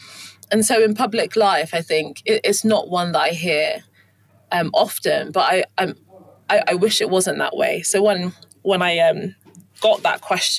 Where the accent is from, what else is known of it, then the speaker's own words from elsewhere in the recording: London, United Kingdom; also born or lived in Kent / Hertfordshire / Leeds; So I was born in London and born in Streatham in southwest London, and then moved to southeast London, and then moved to Kent, and then went to boarding school in Hertfordshire, and then went to university in Leeds.